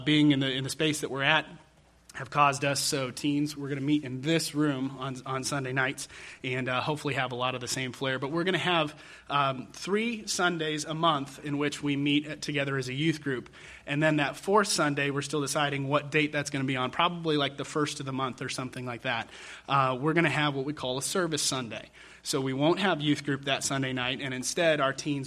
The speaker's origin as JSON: {"language": "English", "town": "Denver", "region": "Colorado", "country": "United States", "tie": "born or raised there", "said": "my youth group experience growing up in Denver, Colorado"}